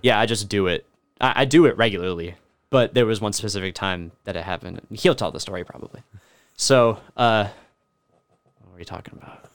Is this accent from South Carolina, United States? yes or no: no; Alabama, United States; now in Kentucky, United States; I've always lived, like, in the city, despite the fact that I'm from Alabama